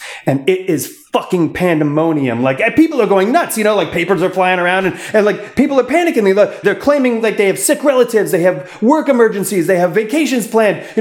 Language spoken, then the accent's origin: English; Canada; now in United States; like a poor immigrant boy. I'm from Canada